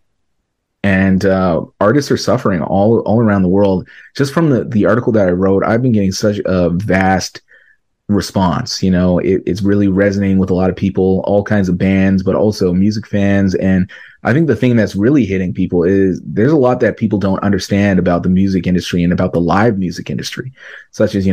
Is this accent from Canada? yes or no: yes; Canada; I'm a Canadian artist